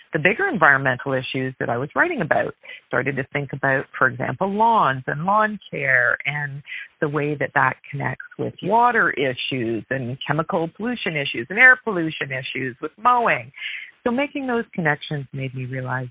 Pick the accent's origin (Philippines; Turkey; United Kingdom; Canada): Canada; Galt, Ontario; now in Toronto, Canada; I grew up in southwestern Ontario in a small city called Galt